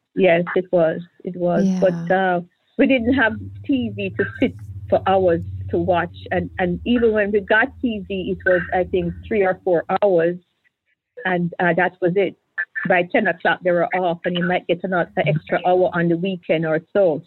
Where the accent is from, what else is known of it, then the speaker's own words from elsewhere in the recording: Kingston, Jamaica; moved away as an adult; now in Miami, United States; I'm I'm Jamaican